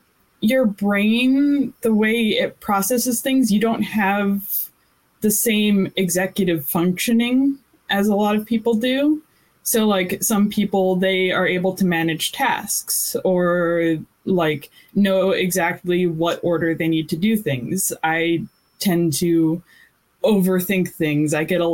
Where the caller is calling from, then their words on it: Irvine, California, United States; I'm calling in from Irvine, California.